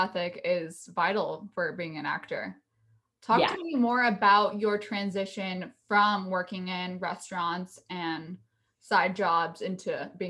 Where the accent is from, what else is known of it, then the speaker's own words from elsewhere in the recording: Arizona, United States; And I grew up in Arizona. So it's like kind of a similar suburban environment to Orange County